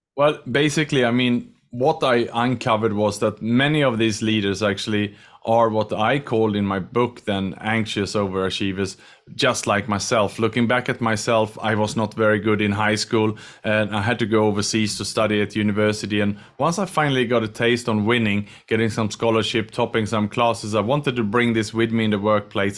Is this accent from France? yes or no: no; Sweden; English is a second language; moved away as an adult; also born or lived in Australia; now in Singapore; I'm from Sweden, but I'm in Singapore today